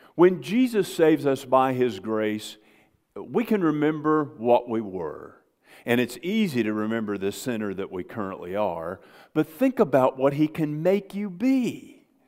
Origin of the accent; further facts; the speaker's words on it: United States; I grew up on the Mississippi River